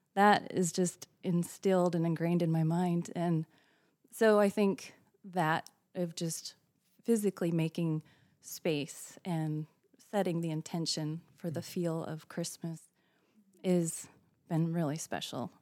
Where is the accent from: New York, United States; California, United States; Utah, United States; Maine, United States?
Utah, United States; now in Florida, United States; growing up in Utah, it was snowy and cold